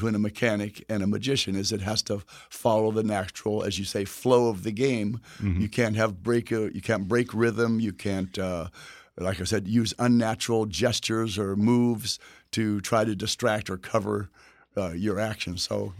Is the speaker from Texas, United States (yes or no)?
yes; Texas, United States; where I'm from Texas